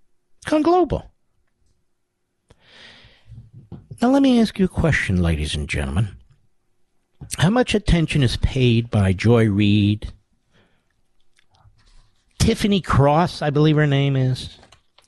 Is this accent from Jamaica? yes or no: no; United States